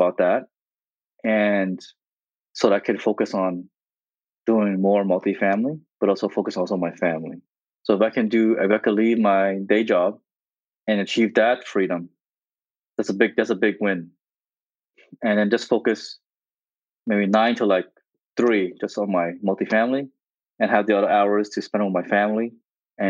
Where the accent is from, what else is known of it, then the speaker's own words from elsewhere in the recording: New Jersey, United States; also born or lived in Vietnam; Growing up in New Jersey.